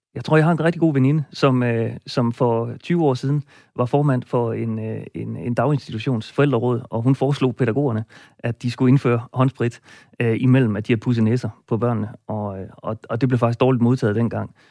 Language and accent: Danish; Roslev, North Denmark Region, Denmark; i min hjemby Roslev